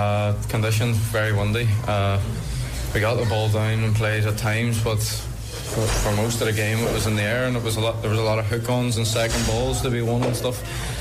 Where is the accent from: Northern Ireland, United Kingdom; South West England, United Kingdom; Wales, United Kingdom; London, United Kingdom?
Northern Ireland, United Kingdom; Derry; obviously it's my hometown club.